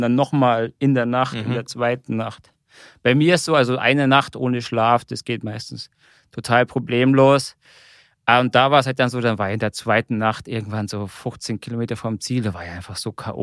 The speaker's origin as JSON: {"language": "German", "town": "Munich", "region": "Bavaria", "country": "Germany", "said": "ich komme eigentlich aus München, zumindest Nähe der Berge"}